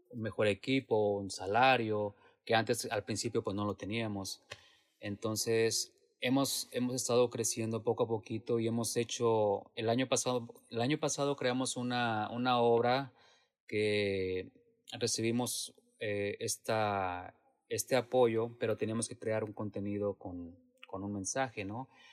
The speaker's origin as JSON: {"language": "Spanish", "country": "Mexico", "moved": "as an adult", "lives_now": "San Jose, United States"}